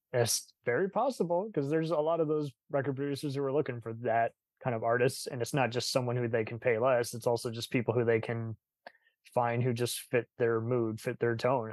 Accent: Texas, United States; I'm a Texan, but I got family in San Francisco

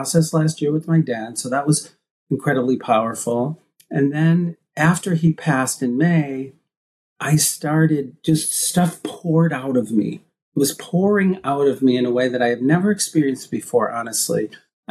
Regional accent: Midwest, United States; being gay and growing up in the Midwest

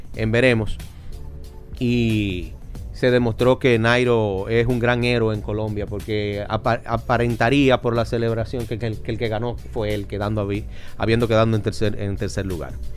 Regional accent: Dominican Republic; nosotros los dominicanos

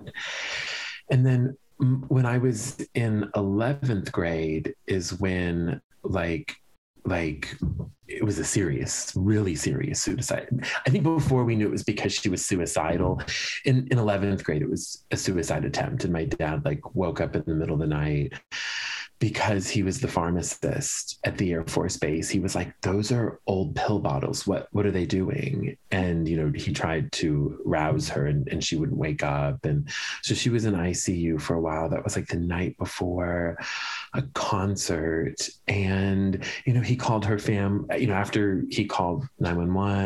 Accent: Lombard, Illinois, United States; I grew up in the Chicago suburbs

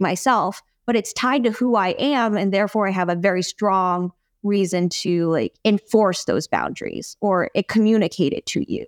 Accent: United States; first language English; I'm an American, and that, like, English is my primary language

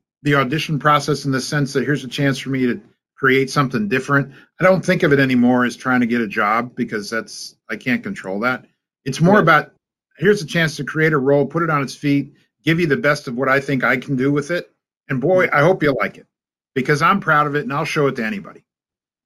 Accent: California, United States; moved away as an adult; also born or lived in Los Angeles, California; now in Atlanta, United States; I grew up in California

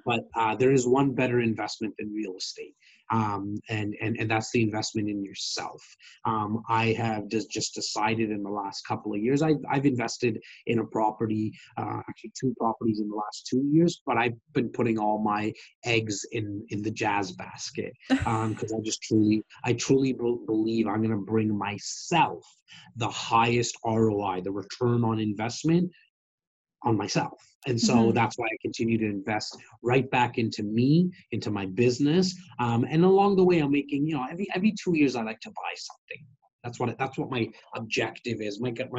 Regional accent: Wrexham, Wales, United Kingdom; moved away; But I'm born and raised in Wrexham. That's where my heart is at, for sure.

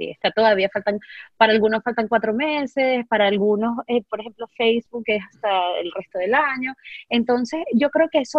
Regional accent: Spain; moved away as an adult; now in United States; Yo vengo de, vengo de España, dejé a mí, por pensar en amigos que, que están acá, que son españoles, dejé a mi familia hace unos 5 o 6 años.

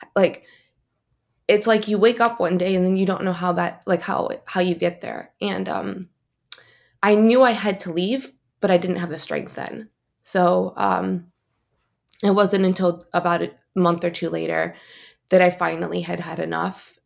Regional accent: East Lansing, Michigan, United States; I'm from East Lansing, Michigan

